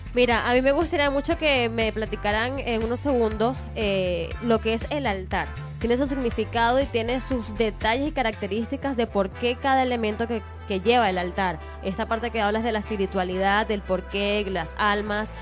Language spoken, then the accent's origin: Spanish; Venezuela; now in Mexico; en mi país, pues es música llanera o gaita, que es en Maracaibo